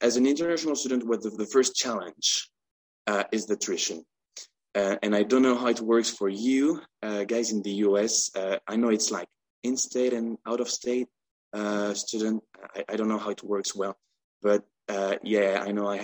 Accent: France; moved away as an adult; also born or lived in Portland, Oregon; now in Granada, Spain; I'm 26 and I'm from France

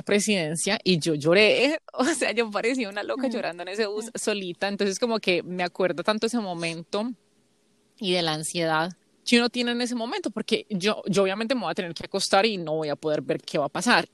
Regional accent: Colombia; now in United States; tengo doble ciudadanía colombiana y americana

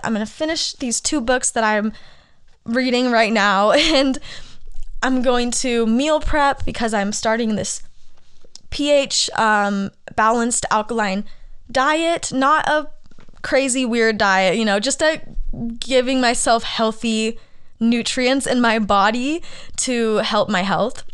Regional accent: Arizona, United States; moved away as an adult; also born or lived in Los Angeles; I'm from Arizona

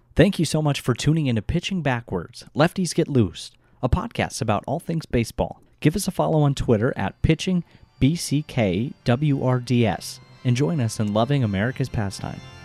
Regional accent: Arizona, United States; the three of us are all from Arizona

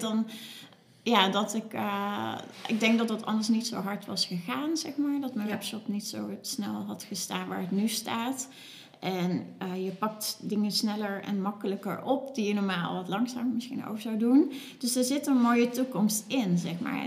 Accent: Cuijk, North Brabant, Netherlands; moved away as an adult; now in Nijmegen, Netherlands; ik kom uit Kuik

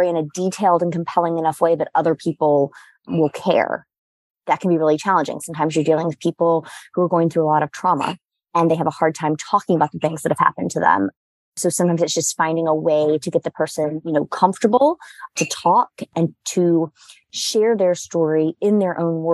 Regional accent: Durham, North Carolina, United States; moved away as an adult; now in New York, United States; I'm from Durham, North Carolina, and I moved to New York for school

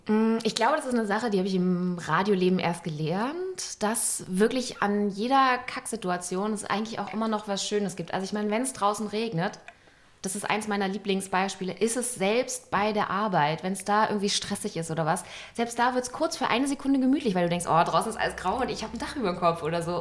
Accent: Berlin, Germany; bin ich sozusagen in beiden Bezirken groß geworden

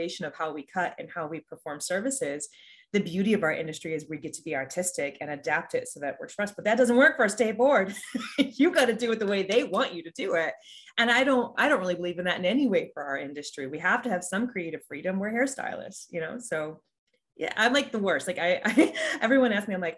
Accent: Florida, United States; So I grew up in Florida. All of my work was in Florida.

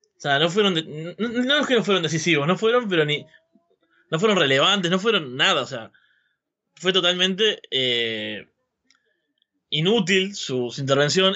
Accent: Uruguay; Soy uruguayo, en Uruguay la nostalgia es como algo que tenemos arraigado completamente

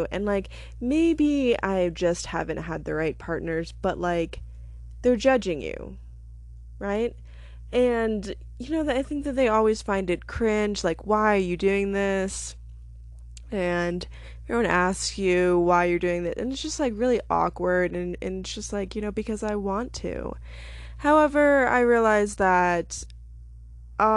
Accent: Alaska, United States; now in Denver, United States; I am from Alaska. I used to be a newspaper journalist.

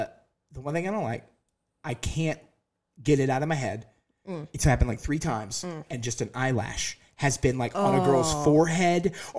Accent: Alabama, United States; Like, I just have to go right back into my old accent that I've had to clear out from Alabama.

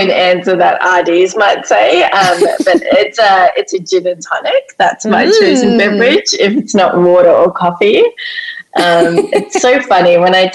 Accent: South Africa; moved away; being South African, we call it a braai

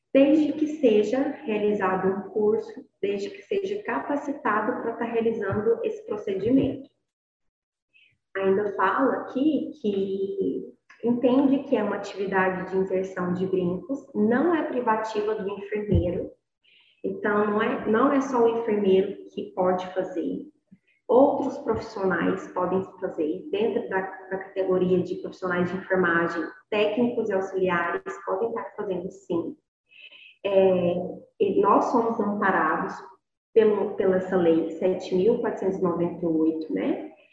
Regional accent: Inhumas, Goiás, Brazil; sou daqui de Goiás, sou de Inhumas, Goiás, é uma cidade interior do estado de Goiás

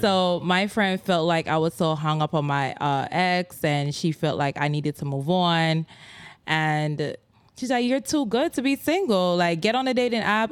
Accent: Kingston, Jamaica; all of me, Yadi, them from Kingston, Jamaica

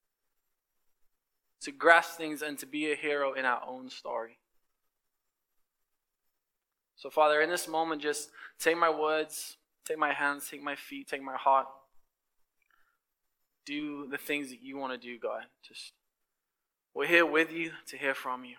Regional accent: England, United Kingdom; moved away as an adult; I came from England.

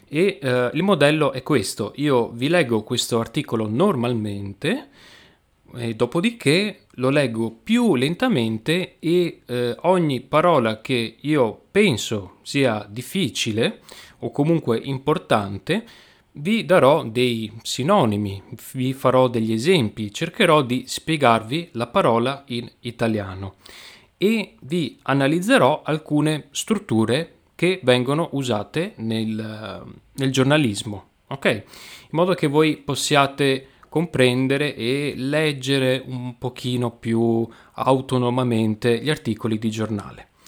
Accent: Venice, Veneto, Italy; oggi parliamo di attualità. Come sapete io sono di Venezia e quindi non potevo non parlare di, questo

